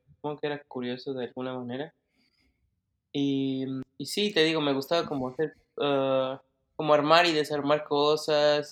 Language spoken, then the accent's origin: Spanish; Mexico City, Mexico; moved away as an adult; now in Germany; yo nací en el DF, y mm, siempre estuve ahí, o sea, estuve ahí todo este tiempo hasta que ya me mudé